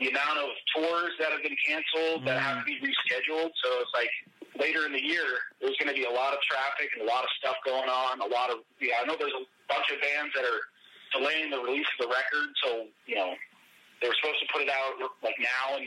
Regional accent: Maine, United States; we were both born and raised in Maine

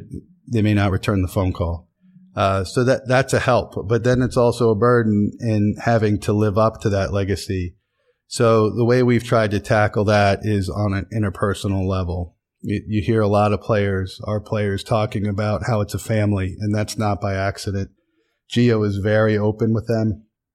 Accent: Williamsport, Pennsylvania, United States; Williamsport, Pennsylvania. Town of 35,000 people in the Susquehanna Valley. No one's ever heard of soccer before.

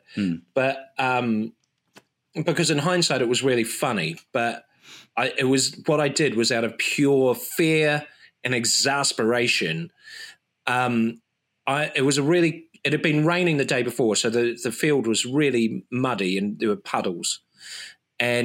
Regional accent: New Zealand; moved away; as a New Zealander

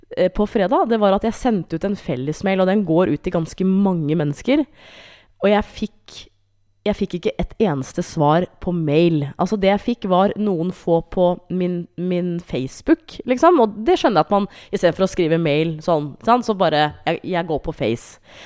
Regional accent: Hamar, Innlandet, Norway; jeg er fra Hamar

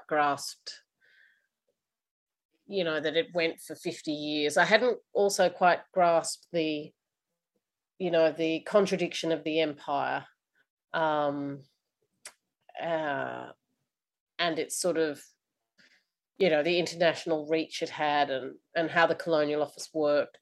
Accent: Australia; as the Australian public

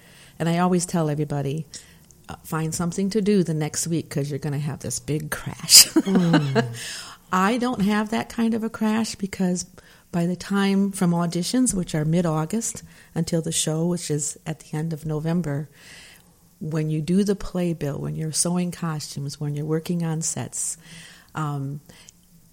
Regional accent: Michigan, United States; moved away; I grew up out in Michigan in a small town

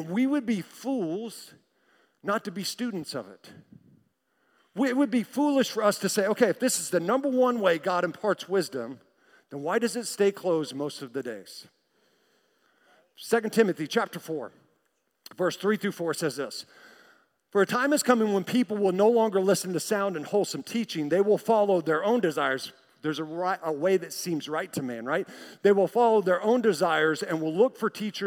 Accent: Tulsa, Oklahoma, United States; I'm from Tulsa

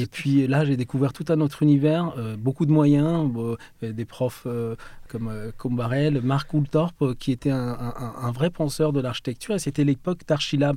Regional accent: France; also born or lived in Mashhad, Iran; On est venu en France dans un premier temps à l'âge de quand j'avais 3 ans

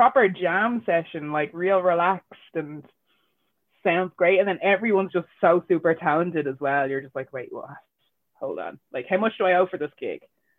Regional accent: Ireland; And it's not because I'm mixed race. It's because I'm Irish and I love our culture and it's how I grew up, you know.

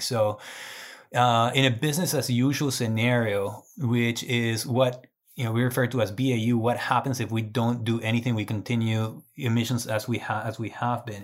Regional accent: Guatemala; moved away as an adult; also born or lived in Arkansas; now in Colorado, United States; I was born and raised in Guatemala.

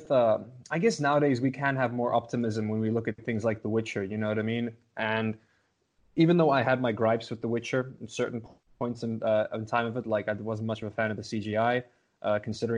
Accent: South Africa; also born or lived in Los Angeles, United States; I'm from South Africa

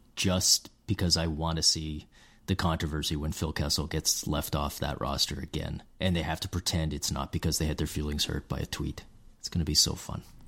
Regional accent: Canada; being Canadian

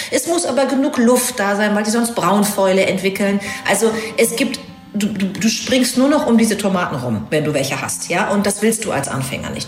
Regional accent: North Rhine-Westphalia, Germany; moved away; also born or lived in Hamburg; Ich bin äh, in Ostwestfalen groß geworden

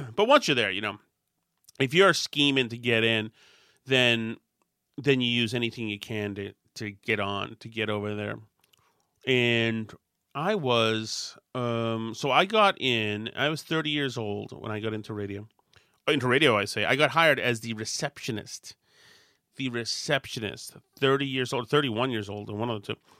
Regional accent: Winchester, Massachusetts, United States; When I grew up in Winchester

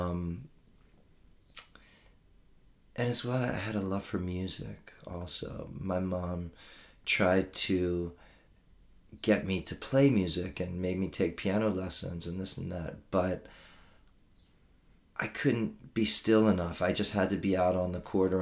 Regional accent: Maryland, United States; moved away as an adult; I grew up in Maryland, outside of D.C., and I spent my first 22 years there

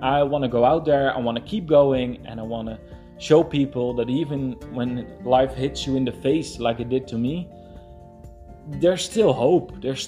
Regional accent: Netherlands; I'm from the Netherlands.

